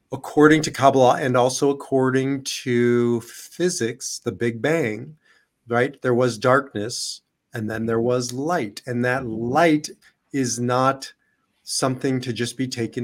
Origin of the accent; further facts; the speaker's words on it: Israel; now in United States; I'm Israeli and I'm an American